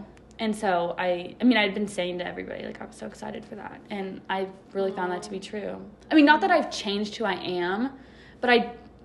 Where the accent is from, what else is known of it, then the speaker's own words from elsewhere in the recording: Santa Barbara, California, United States; moved away as an adult; I grew up in Santa Barbara. It's a beach town